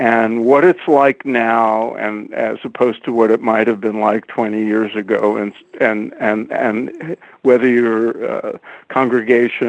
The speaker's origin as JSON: {"language": "English", "town": "New York City", "region": "New York", "country": "United States", "tie": "born or raised there", "also_born_or_lived": "East Flatbush, Brooklyn", "moved": "yes", "lives_now": "Los Angeles, United States", "said": "I grew up in Brownsville and then East New York"}